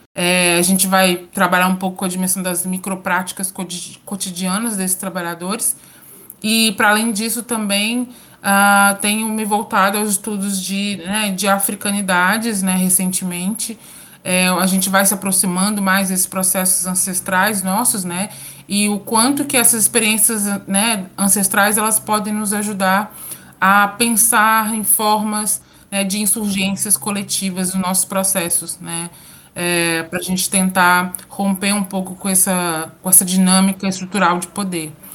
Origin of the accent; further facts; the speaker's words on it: São João del-Rei, Minas Gerais, Brazil; moved away as an adult; now in Espírito Santo, Brazil; Sou mineira, sou de Minas Gerais, do interior de Minas Gerais, São João del Rei, e estou em solo capixaba, né, há cerca de quase dois anos.